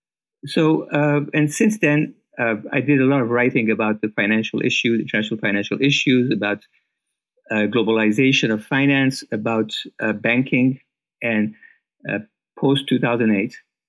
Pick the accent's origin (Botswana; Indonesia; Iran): Iran; moved away as an adult; now in United States; And when I came to America from Iran, I met the head of country risk management at what was known as the First National Bank of Chicago